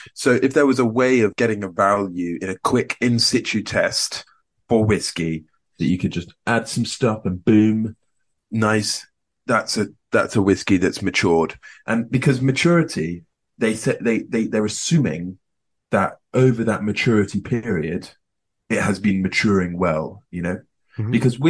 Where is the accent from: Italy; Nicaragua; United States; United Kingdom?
United Kingdom; Scotland; Can I say I'm from Scotland? I can say I'm from Scotland.